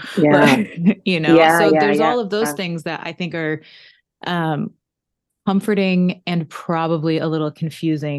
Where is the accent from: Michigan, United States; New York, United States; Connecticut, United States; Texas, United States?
Connecticut, United States; moved away; also born or lived in Newport, Rhode Island; I grew up in Connecticut too